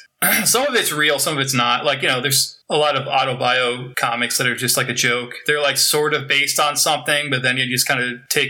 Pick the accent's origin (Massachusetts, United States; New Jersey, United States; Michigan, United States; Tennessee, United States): New Jersey, United States; born there; moved away; Well, I was born in New Jersey.